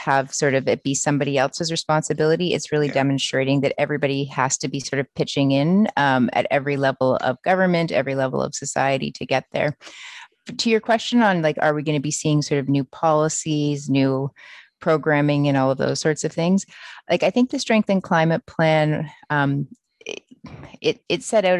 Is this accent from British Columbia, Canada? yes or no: no; Port Credit, Ontario, Canada; moved away as an adult; also born or lived in Ottawa; I grew up in Port Credit, Ontario, which is about 2 hours south of where I am right now.